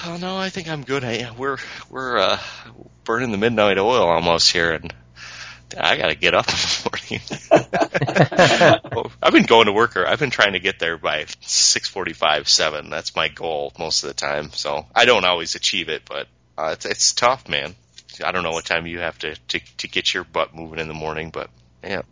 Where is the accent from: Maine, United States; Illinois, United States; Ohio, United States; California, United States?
Illinois, United States; Peru; I'm from Peru